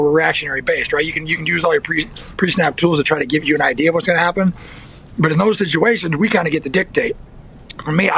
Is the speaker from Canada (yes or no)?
no; Northern California, United States; also born or lived in Texas; I was born in Texas, but I grew up in like Northern California